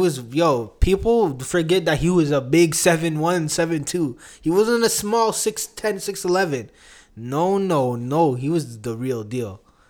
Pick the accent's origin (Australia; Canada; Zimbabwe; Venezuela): Canada; also born or lived in Uganda (ancestry); I'm Ugandan Canadian.